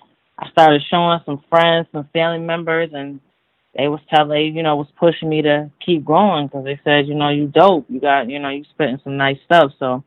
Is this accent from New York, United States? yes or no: yes; Buffalo, New York, United States; also born or lived in Niagara Falls, New York; I'm originally from Buffalo. I moved to Niagara Falls when I was like 14, 15 years old.